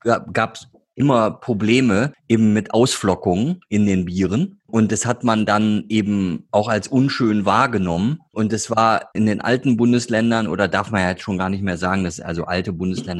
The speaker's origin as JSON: {"language": "German", "area": "Ruhr area", "region": "North Rhine-Westphalia", "country": "Germany", "said": "ich komme ja aus dem Ruhrgebiet"}